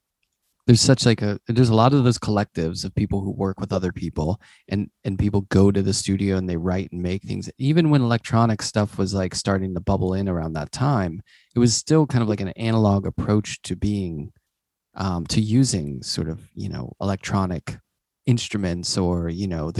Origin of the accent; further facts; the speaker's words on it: Pittsburgh, Pennsylvania, United States; I'm from Pittsburgh